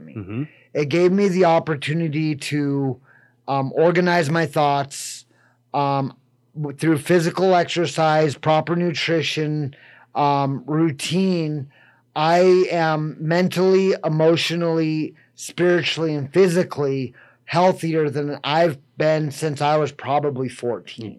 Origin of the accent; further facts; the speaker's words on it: Riverton, Wyoming, United States; moved away as an adult; also born or lived in Corpus Christi, Texas; I was raised in Riverton, went to Riverton High School. When I turned 18, I moved away. Uh, I moved to Corpus Christi, Texas.